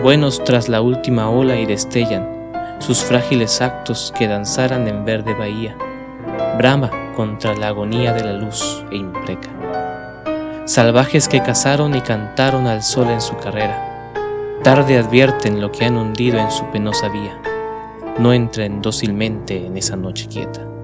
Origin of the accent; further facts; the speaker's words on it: Mexico City, Mexico; yo soy de la Ciudad de México